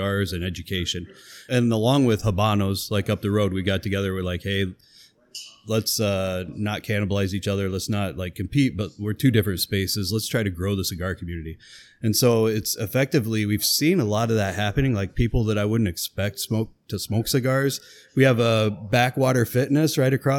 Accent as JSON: {"language": "English", "town": "Wilton", "region": "Iowa", "country": "United States", "tie": "born or raised there", "said": "I grew up in Wilton, Iowa, which is 30 miles to the west."}